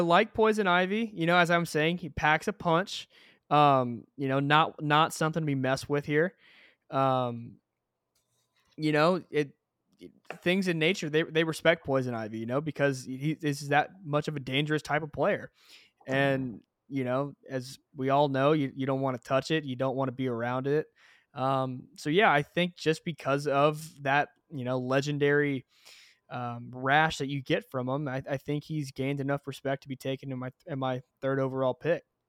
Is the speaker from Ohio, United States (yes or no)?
no; Texas, United States; we're both Texans